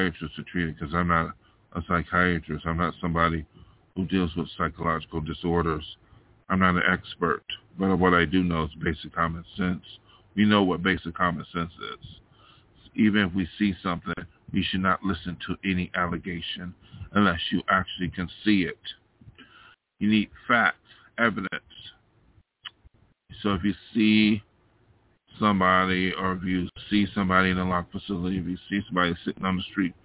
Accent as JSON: {"language": "English", "region": "New York", "country": "United States", "tie": "born or raised there", "moved": "as an adult", "lives_now": "Los Angeles, United States", "said": "I came out here from my hometown of New York State to be an artist"}